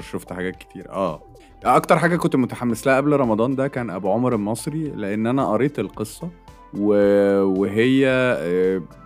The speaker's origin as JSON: {"language": "Arabic", "country": "Egypt", "said": "احنا مصريين واحنا بتوع كوميديا"}